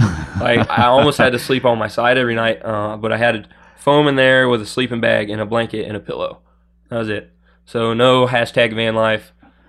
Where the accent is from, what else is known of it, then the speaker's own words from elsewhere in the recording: Miamisburg, Ohio, United States; I'm from Miamisburg, Ohio, a little town just south of Dayton.